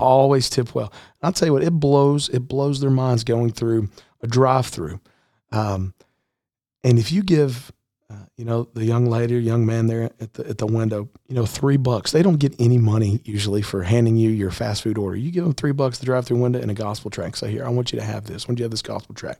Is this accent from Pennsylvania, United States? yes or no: no; Middle Tennessee, United States; I grew up here in Middle Tennessee